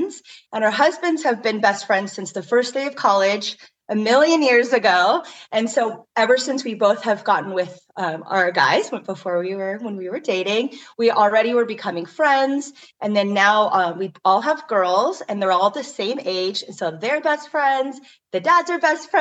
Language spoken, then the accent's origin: English; Hawaii, United States; I am Hawaiian